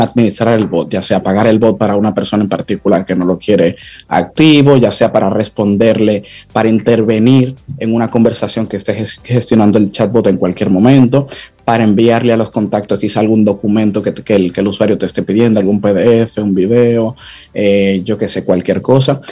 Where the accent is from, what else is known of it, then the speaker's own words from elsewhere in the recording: Dominican Republic; nosotros los dominicanos